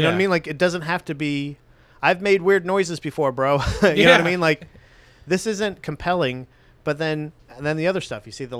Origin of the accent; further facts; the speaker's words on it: Florida, United States; we come from Florida